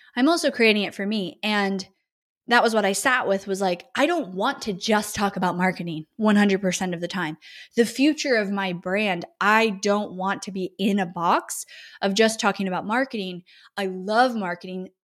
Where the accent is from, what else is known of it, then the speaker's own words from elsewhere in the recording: Northern California, United States; moved away as an adult; now in Austin, United States; growing up in California, especially Northern California